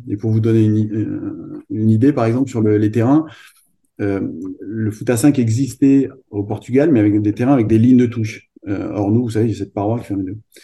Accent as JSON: {"language": "French", "town": "Clermont-Ferrand", "region": "Auvergne-Rhône-Alpes", "country": "France", "tie": "born or raised there", "said": "Moi, je suis originaire de Clermont-Ferrand, d'Auvergne"}